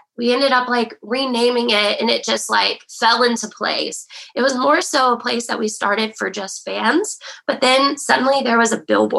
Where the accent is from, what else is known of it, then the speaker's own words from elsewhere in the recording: West Virginia, United States; moved away as an adult; now in Nashville, United States; I'm from West Virginia. I'm a nurse here in Nashville. I went to school in West Virginia, and as soon as I graduated, I headed over to Nashville.